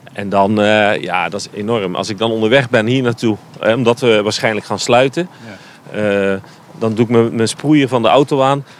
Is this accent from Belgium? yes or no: no; Netherlands; wij als Nederlander